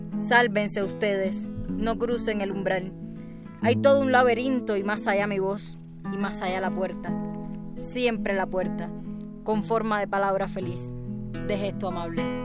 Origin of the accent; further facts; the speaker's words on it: Cuba; soy repentista cubana